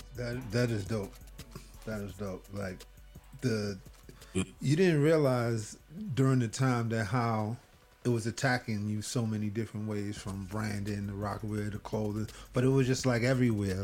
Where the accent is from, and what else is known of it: New York City, New York, United States